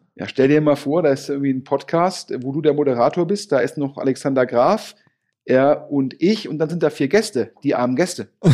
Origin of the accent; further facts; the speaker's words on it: Düsseldorf, North Rhine-Westphalia, Germany; als Düsseldorfer